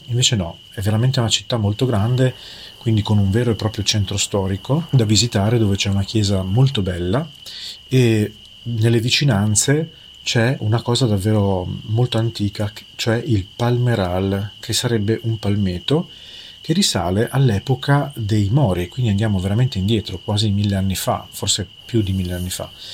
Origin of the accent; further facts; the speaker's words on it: Emilia-Romagna, Italy; me che vengo dall'Emilia Romagna